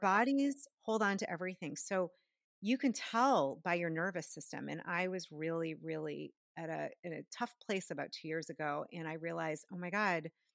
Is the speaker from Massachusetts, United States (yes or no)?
yes; outside of Boston, Massachusetts, United States; where I grew up outside of Boston, near all those universities.